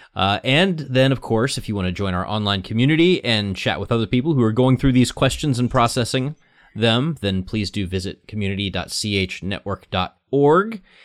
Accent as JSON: {"language": "English", "region": "the Bible Belt", "country": "United States", "said": "I was from the Bible Belt"}